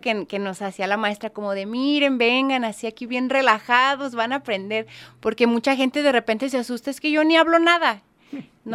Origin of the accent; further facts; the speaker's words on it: Mexico; como buena mexicana